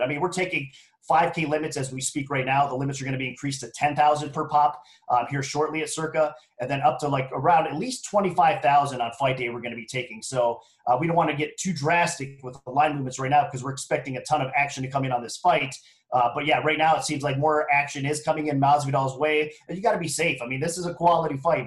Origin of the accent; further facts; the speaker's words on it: Ohio, United States; moved away as an adult; now in Las Vegas, United States; I was born and raised in Ohio, so I always got to show some love for you know my home state or whatnot. Now I'm relocated, obviously, to Las Vegas